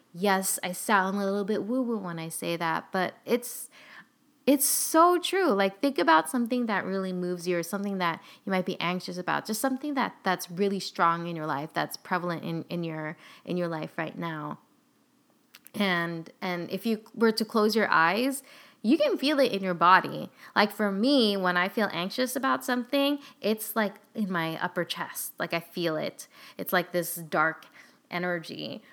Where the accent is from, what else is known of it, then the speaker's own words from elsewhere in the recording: California, United States; We're both from California